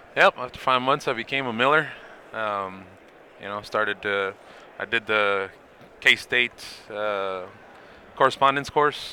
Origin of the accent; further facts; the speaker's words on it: Los Angeles, California, United States; I'm from Los Angeles